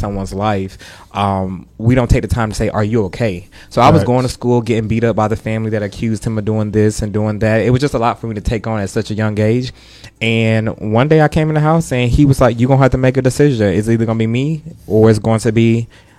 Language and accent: English; College Park, Georgia, United States; also born or lived in Atlanta, Georgia; Born and raised College Park, Georgia